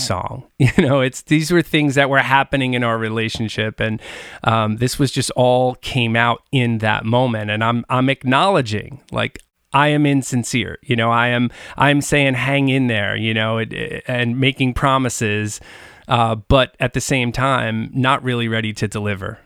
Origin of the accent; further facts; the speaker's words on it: Long Island, New York, United States; growing up on Long Island